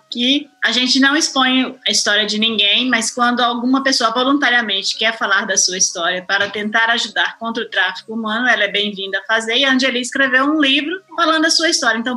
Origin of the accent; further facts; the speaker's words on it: Brazil; eu e o Silvio somos brasileiros e somos as pessoas que estávamos prontas para ouvi-la aqui.